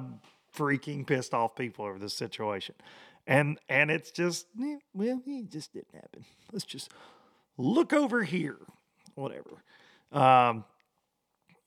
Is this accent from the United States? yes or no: yes; Tennessee, United States; here in my hometown of Aylburg, Tennessee.